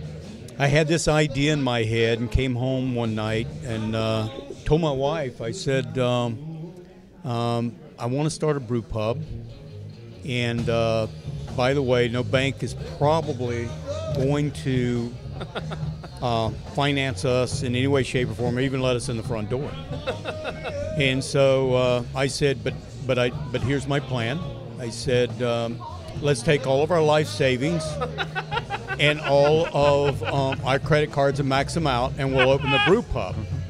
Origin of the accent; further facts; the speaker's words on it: Appalachian Mountains, North Carolina, United States; moved away; I'm from North Carolina in the Appalachian Mountains, which is normal